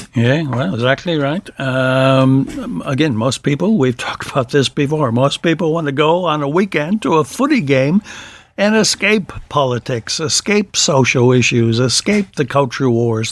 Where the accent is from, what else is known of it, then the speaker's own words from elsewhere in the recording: Wisconsin, United States; my home state, of Wisconsin.